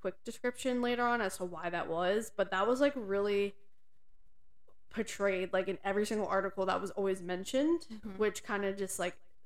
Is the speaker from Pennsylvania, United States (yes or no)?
yes; Pennsylvania, United States; we are from Pennsylvania